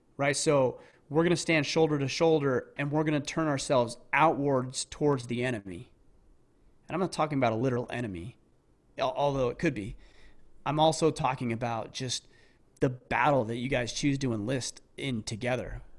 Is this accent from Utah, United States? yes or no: yes; southern Utah, United States; I grew up in a small southern Utah town.